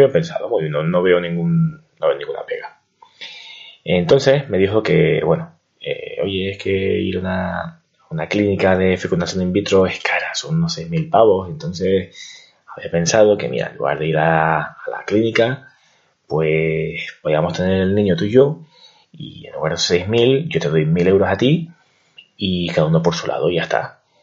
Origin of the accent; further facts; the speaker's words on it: Canary Islands, Spain; moved away as an adult; also born or lived in Madrid; soy de Canarias y vengo a estudiar una carrera, a estudiar en Madrid